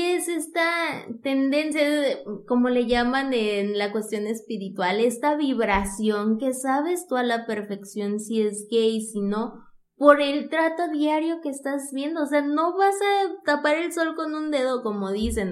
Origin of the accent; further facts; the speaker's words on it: Zamora, Michoacán, Mexico; moved away; Estaba en Zamora, de donde soy originaria